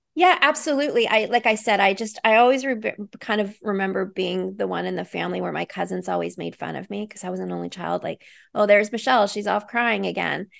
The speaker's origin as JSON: {"language": "English", "town": "Vancouver", "region": "British Columbia", "country": "Canada", "said": "I live in Vancouver, British Columbia, so I'm a Canadian."}